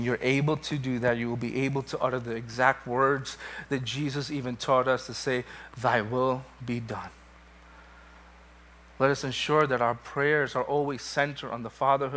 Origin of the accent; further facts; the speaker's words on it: New York City, New York, United States; born and raised in New York, Brooklyn